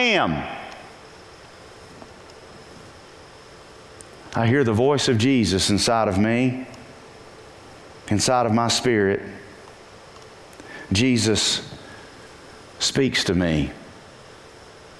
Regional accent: Purlear, North Carolina, United States; I'm from Purlier, North Carolina.

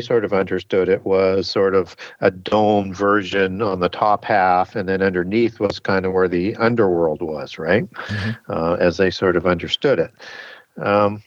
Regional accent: Canada; I'm from Canada.

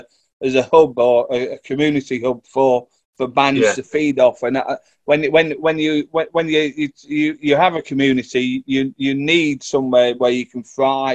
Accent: Livingston, Scotland, United Kingdom; also born or lived in Middlesbrough; I used to live in Livingston, so I kind of like, you know, I grew up there

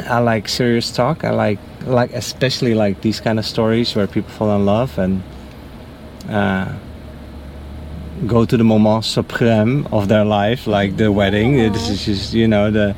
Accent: Netherlands; now in Naples, United States; I'm from the Netherlands

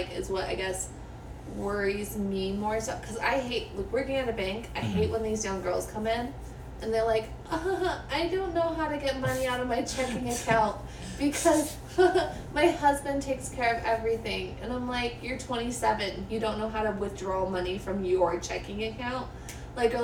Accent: Utah, United States; We're from Utah.

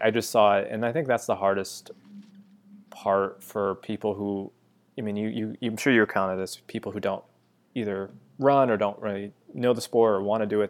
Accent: Western Massachusetts, United States; now in New York City, United States; I grew up in Western Mass

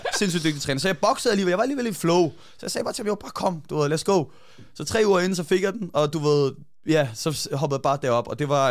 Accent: Hvidovre, Capital Region of Denmark, Denmark; jeg voksede op først i Hvidovre

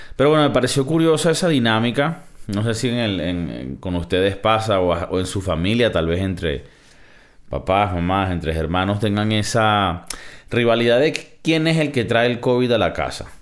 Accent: Venezuela; De mi, de mi tierra, de mi, de de Venezuela.

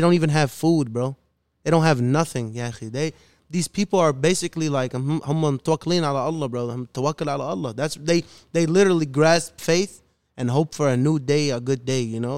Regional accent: Chicago, Illinois, United States; I'm born and raised in the city of Chicago, the city of the wind, as they call it, Chirac

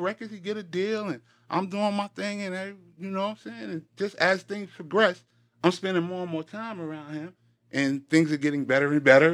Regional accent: New York City, New York, United States; I'm from Queens, New York.

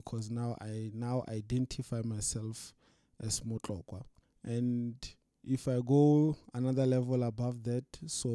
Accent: South Africa; now I'm a South African

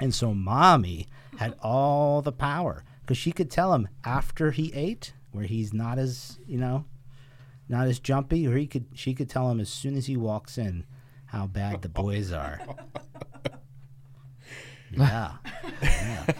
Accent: Windsor, Connecticut, United States; we were born and raised in Windsor, Connecticut one of the oldest towns in Connecticut

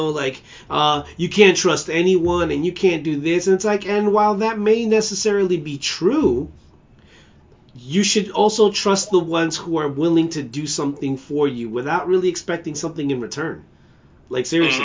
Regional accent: United States; I'm an American. I'm a proud American

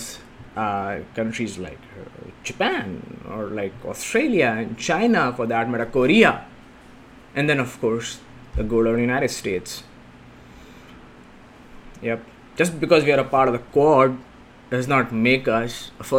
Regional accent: India; India, I can speak with certain conviction because it's my home country, right? Born and brought up

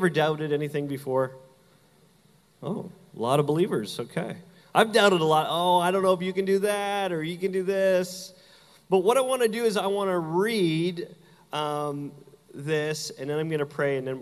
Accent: Canada; now in Southern United States; I'm from Canada

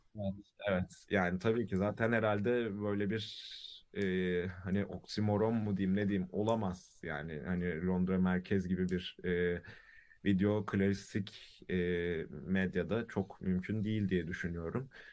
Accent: Istanbul, Turkey; also born or lived in Karadeniz Ereğli, Turkey; İstanbul'da doğuyorum. Bir yaşında falan Karadeniz Ereli'ye taşınıyoruz. Ee, sonra 7 yaşında da İstanbul'a geri dönüyorum.

